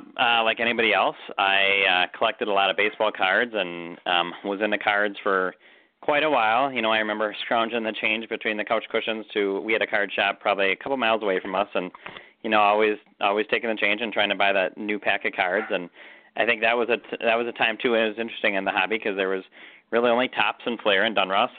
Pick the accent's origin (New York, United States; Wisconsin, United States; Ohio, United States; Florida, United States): Wisconsin, United States; I had been a Packer fan like anybody else growing up in Wisconsin